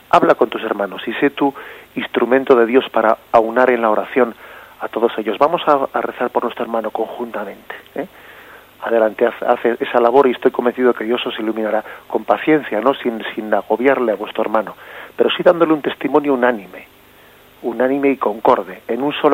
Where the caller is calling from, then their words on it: Alicante, Valencian Community, Spain; de Alicante.